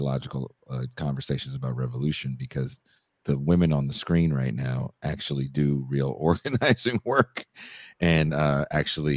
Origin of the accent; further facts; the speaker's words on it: Oakland, California, United States; now in Mexico; I'm from Oakland, California. I'm from the town